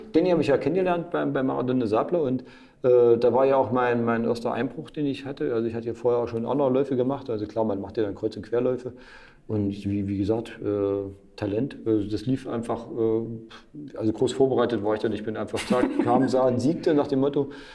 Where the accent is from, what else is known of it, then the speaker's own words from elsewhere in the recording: Mühlhausen, Thuringia, Germany; meinem Heimatort Mühlhausen